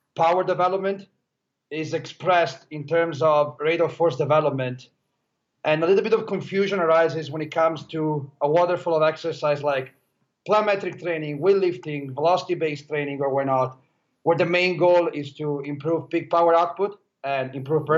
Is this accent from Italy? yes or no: yes; Italy; now in Los Angeles, United States; I was born and raised in Italy. As right now, I work in Los Angeles